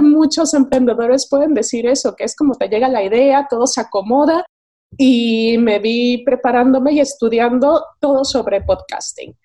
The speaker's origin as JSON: {"language": "Spanish", "country": "Mexico", "moved": "as an adult", "lives_now": "Madrid, Spain", "said": "soy mexicana, vivo en Madrid desde hace 10 años"}